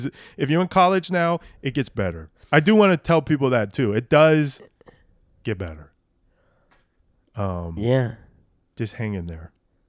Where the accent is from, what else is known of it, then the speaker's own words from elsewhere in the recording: Nebraska, United States; sometimes people are surprised to hear, like, I grew up in Nebraska. Nebraska doesn't have an accent.